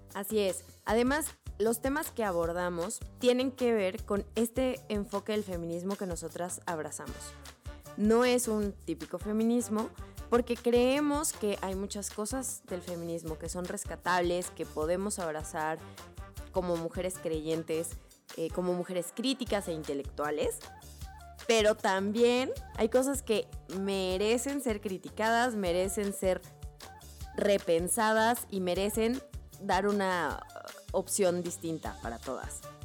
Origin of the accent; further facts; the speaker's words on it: Guanajuato, Mexico; yo soy de Guanajuato, México